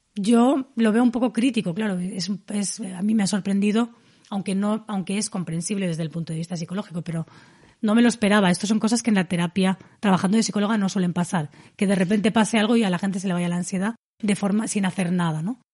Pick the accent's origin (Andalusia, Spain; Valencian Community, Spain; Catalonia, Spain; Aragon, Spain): Valencian Community, Spain; Dénia; mi pueblo, en Denia, que es un pueblo totalmente turístico